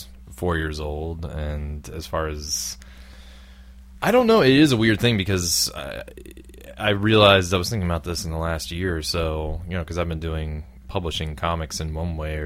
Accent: Brown County, Southern Ohio, United States; moved away; I grew up in Southern Ohio

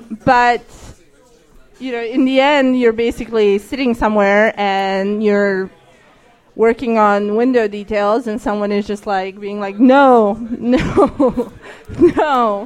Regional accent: Serbia; moved away as an adult; now in Washington, D.C., United States; I hated America for about a month while America was bombing my hometown.

